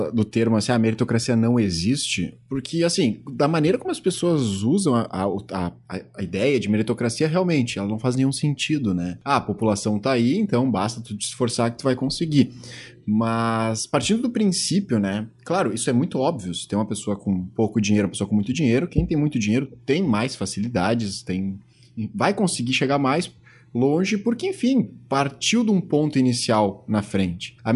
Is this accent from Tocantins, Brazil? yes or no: no; Rio Grande do Sul, Brazil; A gente é do Rio Grande do Sul